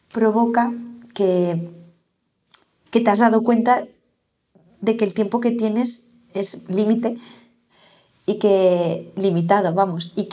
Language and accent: Spanish; Vitoria, Basque Country, Spain; also born or lived in Barcelona / Madrid; ¿a, dónde pertenezco? O sea, soy de Vitoria, soy de Barcelona, soy de Madrid, ya no soy, no tengo esta, no era mi casa la que he construido